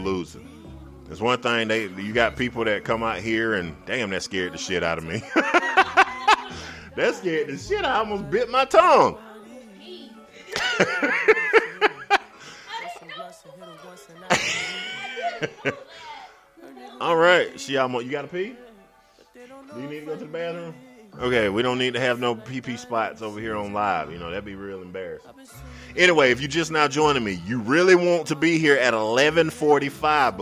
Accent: Greenwood, South Carolina, United States; the newspaper in my town, which is Greenwood, South Carolina

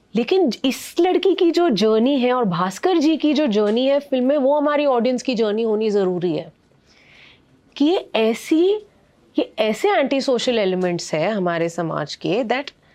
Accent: Mumbai, Maharashtra, India; it was beautiful my child hood because Bombay की life और वहाँ की लाइफ ना बहुत अलग है

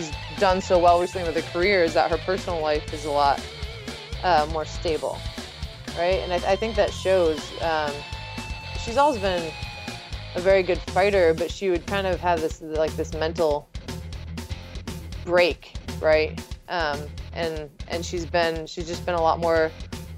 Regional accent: Los Angeles, California, United States; born or raised there

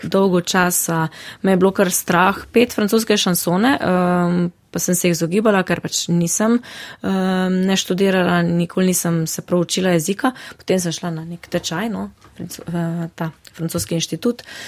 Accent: Žalec, Savinjska, Slovenia; v mojem domačem kraju, to je Žalec

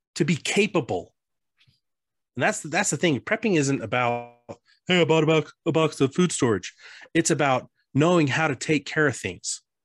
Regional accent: Colorado, United States; I grew up in Colorado

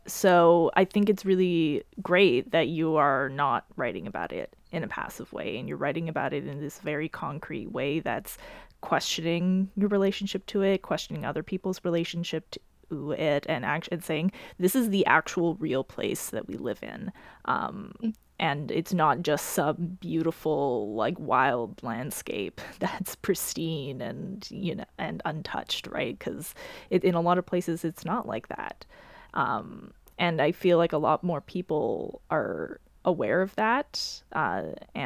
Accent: Alberta, Canada; moved away; I grew up in Alberta

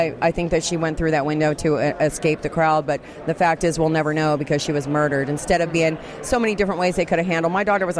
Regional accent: California, United States; also born or lived in Washington, D.C.; I'm from California, but I've been in D.C. since August

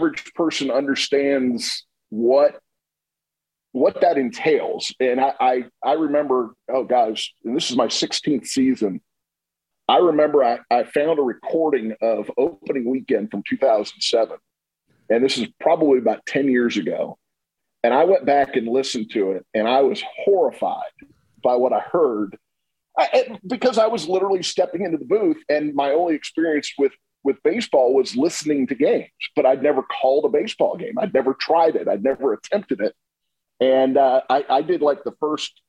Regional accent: Tampa, Florida, United States; I grew up in Tampa

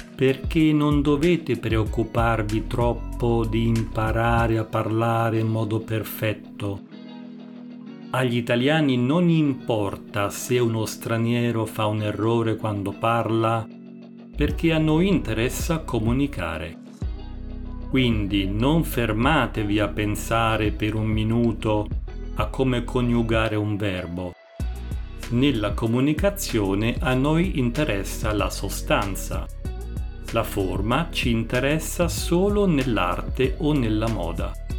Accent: Italy

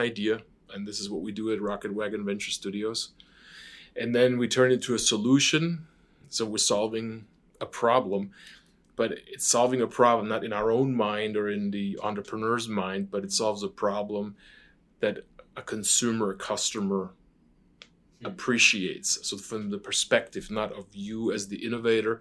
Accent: Stuttgart, Baden-Württemberg, Germany; moved away; I'm born and raised in Stuttgart, Germany, which is a very famous car town.

